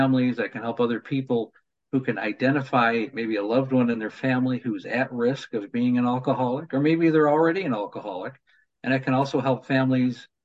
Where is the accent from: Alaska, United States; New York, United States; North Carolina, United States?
New York, United States; when I was a kid, I grew up in New York